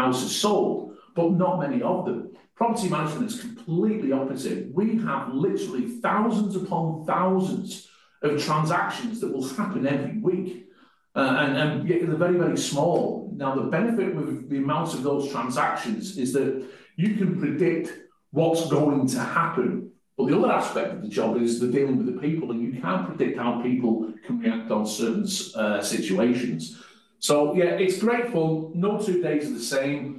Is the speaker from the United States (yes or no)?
no; North West England, United Kingdom; moved away as an adult; now in New Zealand; I'm not from New Zealand. I come from the northwest of England, came to New Zealand in the mid-90s playing rugby, then moved here permanently in 2001